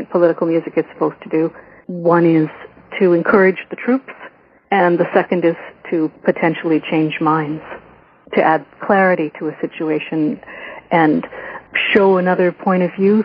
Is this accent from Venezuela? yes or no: no; Ontario, Canada; I grew up in Ontario